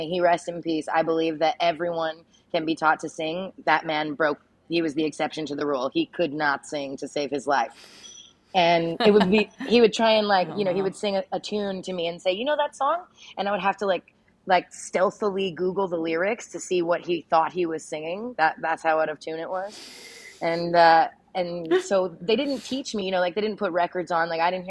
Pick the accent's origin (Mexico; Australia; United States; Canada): Canada; Saskatchewan; also born or lived in Medicine Hat, Canada; Growing up in Saskatchewan, country radio is everywhere.